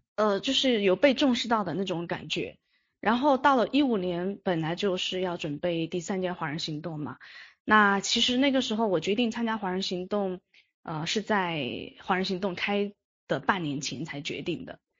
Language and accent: Chinese; Yunnan, China; 我是云南人